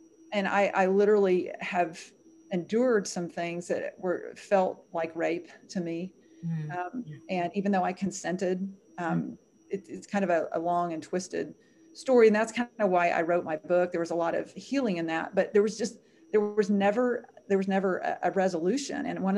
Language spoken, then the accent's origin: English; the South, United States; I grew up in the South. I wanted to be protected.